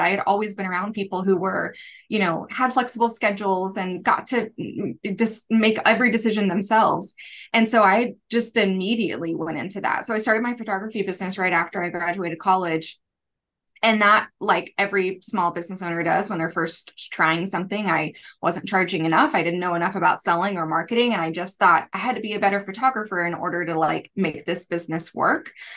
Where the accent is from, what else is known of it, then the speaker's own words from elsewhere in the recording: United States; also born or lived in Kansas City / Tulsa, Oklahoma; I grew up in, in both Kansas City and Tulsa